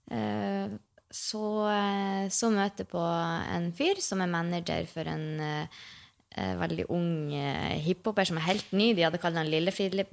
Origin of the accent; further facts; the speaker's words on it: Mosjøen, Nordland, Norway; Jeg bodde jo hjemme i Mosjøen